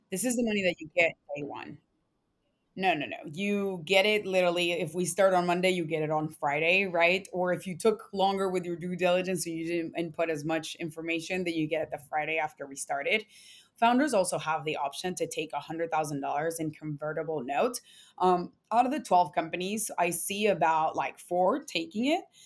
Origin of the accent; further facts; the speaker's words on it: Mexico; moved away; also born or lived in San Antonio, Texas; I'm Latina, I was born in Mexico